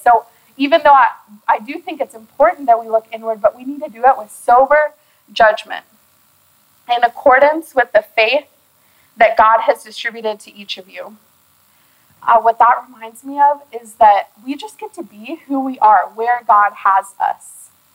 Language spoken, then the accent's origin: English; Austin, Texas, United States; I already have my church home that I had in my hometown in Austin